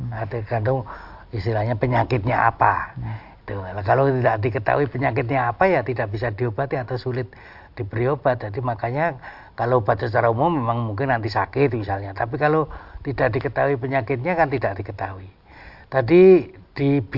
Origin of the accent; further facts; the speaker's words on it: Java, Indonesia; kalau kita orang Jawa itu dukun